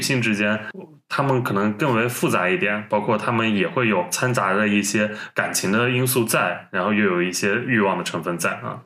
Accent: Northwest China, China; 我们西北人已经算很难得

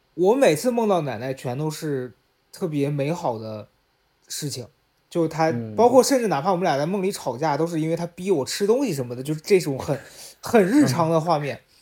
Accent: Xi'an, Shaanxi, China; moved away as an adult; now in Beijing, China; 从北京回到西安去跟家里人，呃，处理后事儿

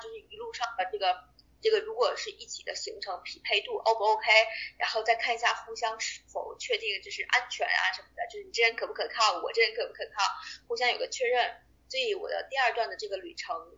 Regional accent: China; now in Australia; 我们中国人

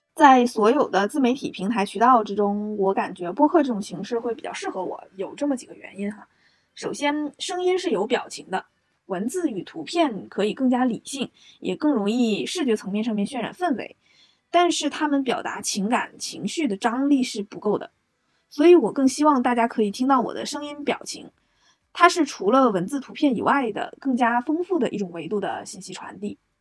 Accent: a small city in Northeast China, China; moved away as an adult; now in Shanghai, China; 我是一个东北小城长大的女生，去了大西北上大学，目前呢又来到了华东，在魔都工作和生活

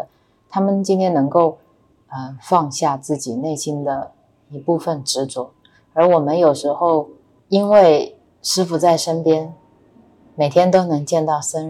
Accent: China; 我们说我们是中国来的

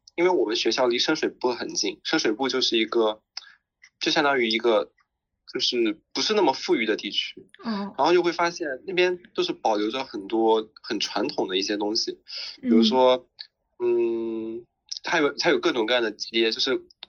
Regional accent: China; moved away as an adult; also born or lived in Xinjiang; now in Hong Kong; 我在内地长大

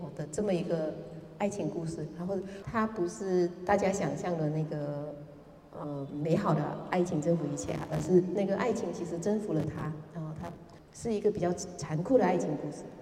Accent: Kuantan, Pahang, Malaysia; first language Hokkien; Chinese is a second language; 我故乡是在关丹跟那个地中海俱乐部之间的一个很小的渔村，那个渔村可能有二三十家人吧，都是马来人，我们是这个村里面的唯一一家华人

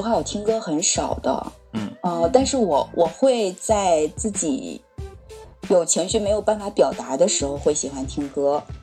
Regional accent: Northeast China, China; also born or lived in Beijing; now in Tianjin, China; 我是东北人，对。 在北京待过，现在在天津

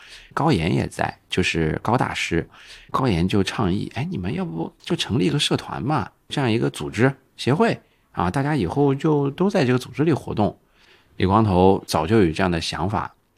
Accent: Xinjiang, China; now in Shanghai, China; 我是新疆出生长大的，所以我们那边喝酒比较彪悍

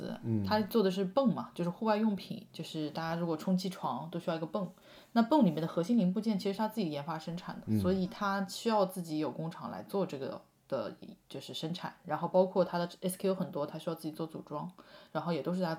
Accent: China; 作为一个中国人去用，觉得这个用户体验还不够

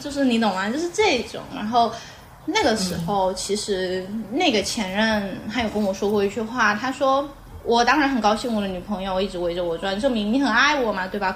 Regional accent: Xiamen, Fujian, China; 我们家就是，我是没有老家这个概念，我出生就在厦门，就出生就在厦门，就是我是一个完完全全的城市人。 呃，然后我就出生在厦门，老城区，但是有个问题，我的父母是生意人。然后我父母从小就是全，全国各地的飞，所以我是跟奶奶长大的

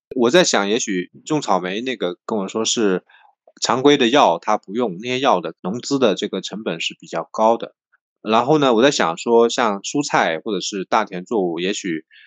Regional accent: Zhejiang, China; 我们浙江

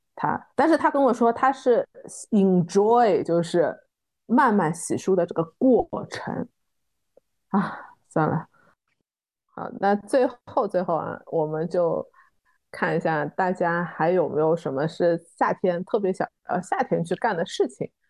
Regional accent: Shanghai, China; 我们自己在上海长大的这一代的弄堂的很多纳凉技艺

